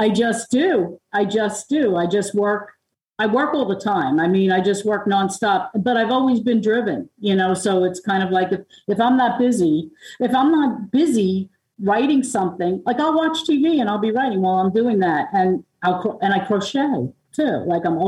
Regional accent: Long Island, New York, United States; now in Tennessee, United States; I'm from Long Island

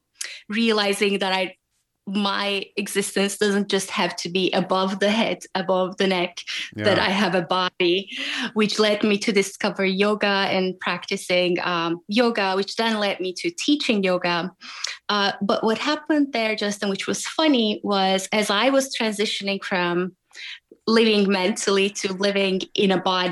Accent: Turkey; moved away as an adult; also born or lived in Germany / Washington, D.C., United States; I grew up in Turkey up until college, and then I moved to Germany for my master's

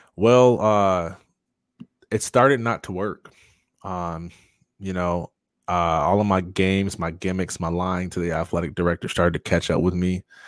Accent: Jackson, Michigan, United States; growing up in Jackson

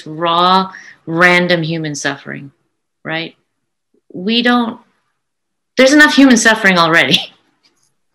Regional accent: United States; I'm an American of Indian descent that loves to bring Indian art and Indian concepts to the rest of the world

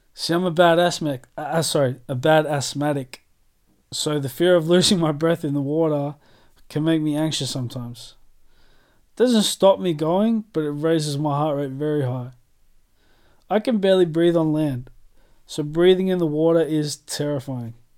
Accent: Australia; moved away as an adult; now in United Kingdom; I'm Australian through and through

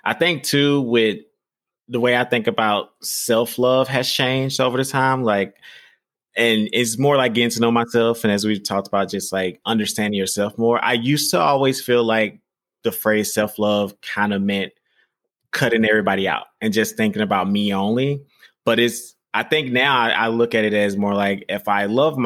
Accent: the South, United States; I'm from the South

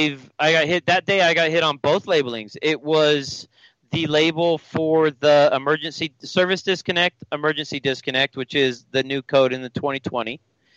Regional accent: Washington, United States; I'm from Washington.

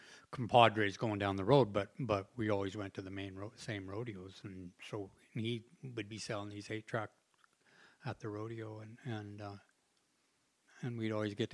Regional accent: West Coast, United States; I froze to death. You know, I was from the West Coast, remember, you know.

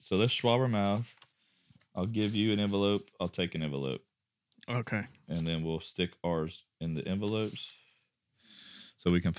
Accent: Rockport, Texas, United States

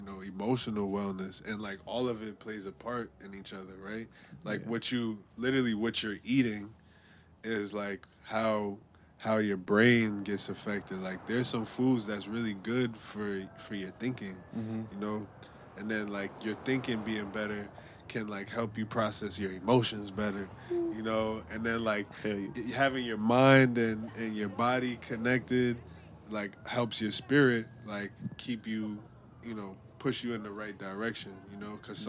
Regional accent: New York City, New York, United States; I'm from the Lower East Side

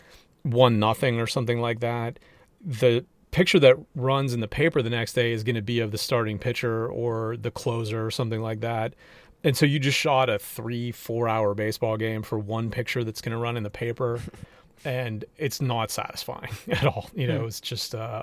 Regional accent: Pittsburgh, Pennsylvania, United States; moved away; I grew up in Pittsburgh, so I'm a Penguins fan from way back

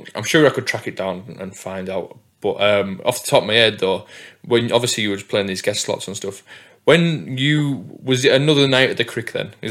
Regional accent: Whitehaven, North West England, United Kingdom; Well, I'm from Whitehaven, obviously.

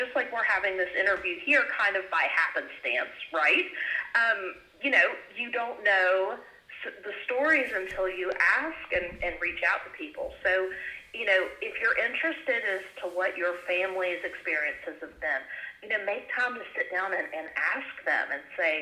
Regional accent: Appalachia, United States

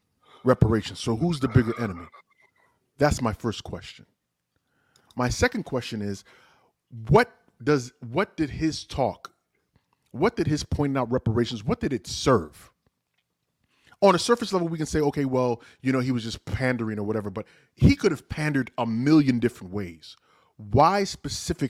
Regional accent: Nigeria; now in United States; speaking as a Nigerian

